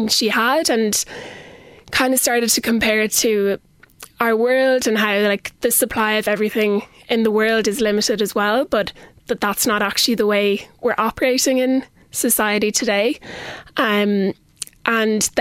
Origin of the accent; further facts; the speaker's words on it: Kilkenny, Leinster, Ireland; also born or lived in Dublin; I'm originally from Kilkenny and went to school in Canises and Loretto here.